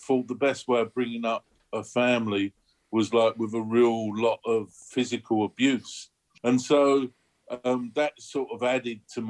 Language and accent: English; London, United Kingdom; I was born in the East End of London